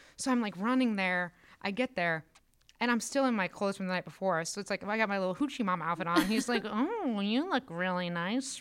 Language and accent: English; Northwest Indiana, United States; moved away as an adult; also born or lived in Decatur, Illinois; now in Chicago, United States; I'm from Northwest Indiana, so it's like hour from Chicago.